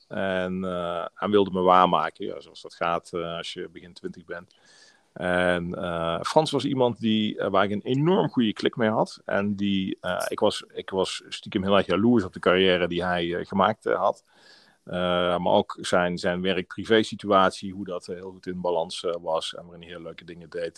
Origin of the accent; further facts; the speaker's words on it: Maastricht, Limburg, Netherlands; moved away as an adult; also born or lived in Tilburg; In Maastricht, eh, ben ik, eh, ben ik geboren. En, eh, tot mijn twintigste heb ik, eh, heb ik in, eh, Maastricht, eh, gewoond. En, eh, mijn hele jeugd, eh, doorgebracht.